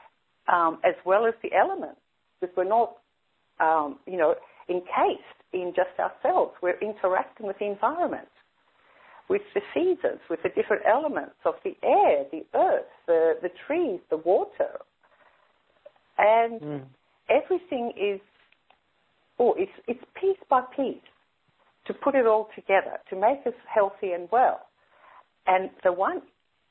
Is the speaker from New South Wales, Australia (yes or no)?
yes; Sydney, New South Wales, Australia; I grew up in Sydney